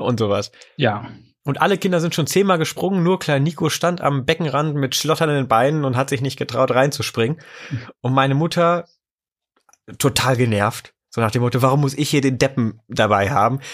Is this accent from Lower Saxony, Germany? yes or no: yes; near Wolfsburg, Lower Saxony, Germany; moved away; ich bin in der Nähe von Wolfsburg aufgewachsen